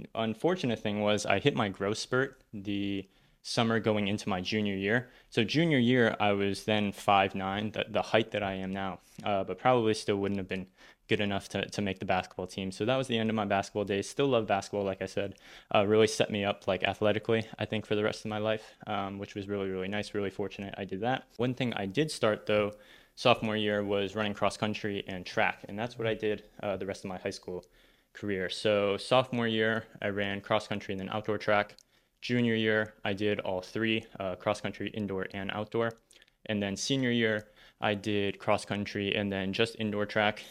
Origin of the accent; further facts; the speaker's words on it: Northern Virginia, United States; I grew up in Northern Virginia, so the suburbs of Washington, D C, uh, that's where I wasn't born there, but moved there from a very, very young age and then went to elementary school all the way through college, um, in that area